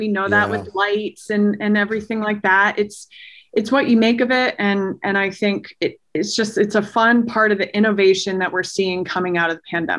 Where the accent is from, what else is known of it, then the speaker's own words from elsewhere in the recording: Maine, United States; the first season of ConcertCast was an entire road trip around my home state of Maine